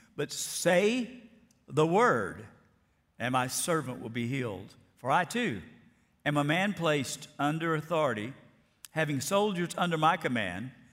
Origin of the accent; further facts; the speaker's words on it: Alabama, United States; moved away; I grew up in First Baptist Church, Florida, Alabama